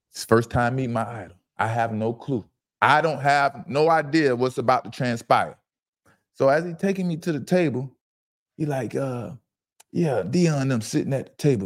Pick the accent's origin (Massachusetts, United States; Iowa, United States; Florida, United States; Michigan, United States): Florida, United States; Fort Lauderdale; I'm from Fort Lauderdale, Broward County